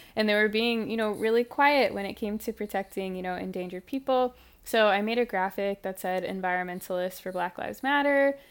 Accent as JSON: {"language": "English", "town": "Ferguson", "region": "Missouri", "country": "United States", "tie": "born or raised there", "said": "the Ferguson uprisings happened in my hometown"}